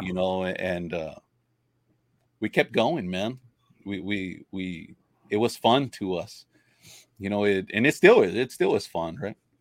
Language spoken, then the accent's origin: English; Robstown, Texas, United States; I grew up fishing. I'm from Robstown, Robstown, Texas.